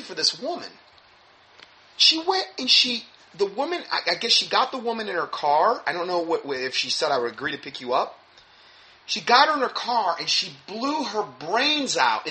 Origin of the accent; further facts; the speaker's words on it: Fort Myers, Florida, United States; moved away; my hometown in Fort Myers